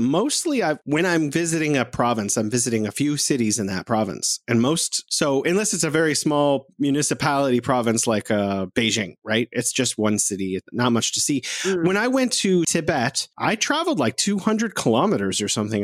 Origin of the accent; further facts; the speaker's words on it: United States; now in China; I'm an American